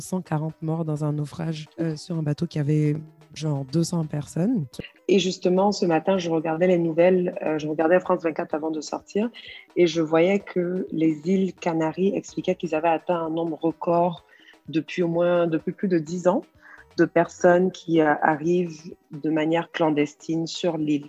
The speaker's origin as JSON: {"language": "French", "country": "Côte d’Ivoire", "said": "en tant que fière ivoirienne"}